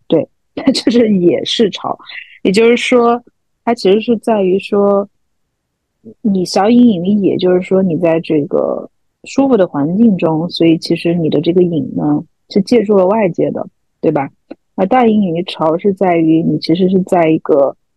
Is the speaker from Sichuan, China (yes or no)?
yes; Chengdu, Sichuan, China; now in London, United Kingdom; 我从伦敦回到成都待了一个月，成都就算是我家乡